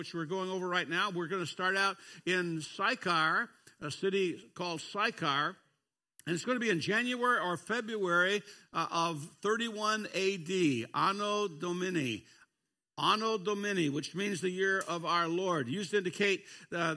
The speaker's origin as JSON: {"language": "English", "region": "Kentucky", "country": "United States", "said": "I'm from a foreign nation called Kentucky"}